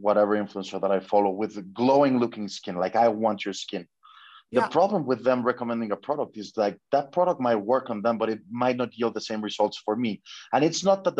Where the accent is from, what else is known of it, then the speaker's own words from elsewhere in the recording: Mexico; I'm from Mexico.